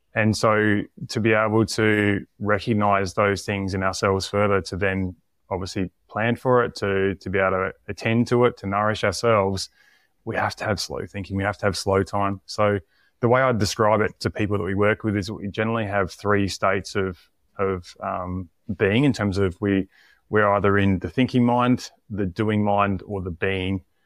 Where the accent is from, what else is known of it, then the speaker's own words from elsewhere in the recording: Tasmania, Australia; moved away; also born or lived in South Australia; I grew up in Tasmania, moved to South Australia